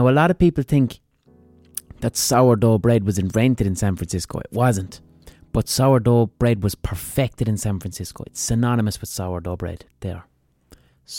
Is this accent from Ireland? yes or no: yes; Ireland